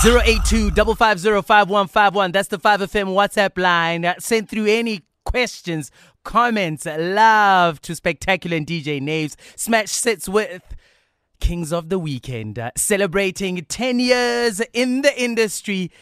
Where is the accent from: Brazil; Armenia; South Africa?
South Africa; Bloemfontein, Free State; you were in my hometown this past weekend. How was Bloem